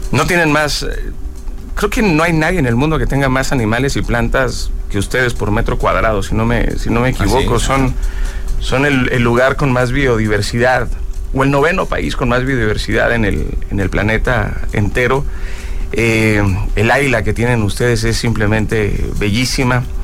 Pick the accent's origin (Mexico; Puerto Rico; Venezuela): Mexico